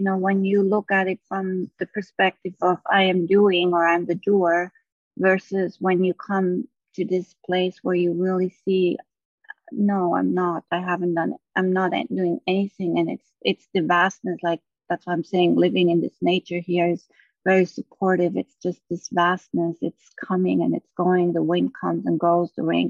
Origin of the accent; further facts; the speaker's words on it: Maui, Hawaii, United States; From Hawaii.